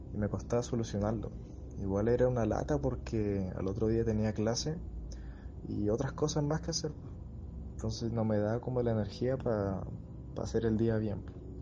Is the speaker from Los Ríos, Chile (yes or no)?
yes; Valdivia, Los Ríos, Chile; yo soy de Valdivia